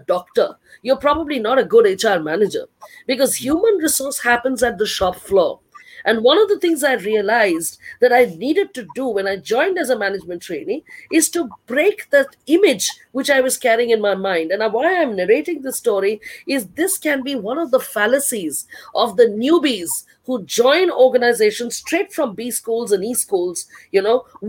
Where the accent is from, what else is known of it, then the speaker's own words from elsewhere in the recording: Delhi, India; moved away as an adult; also born or lived in Odisha; I was from Delhi in a state like Orissa.